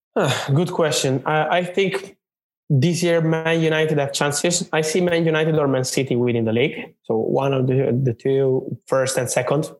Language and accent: English; Naples, Campania, Italy; moved away as an adult; now in Milan, Italy; I'm, I'm from Napoli, from Naples in Italy. Then I moved when I was 18. I moved to, to Milan in the north of Italy, uh, where I live now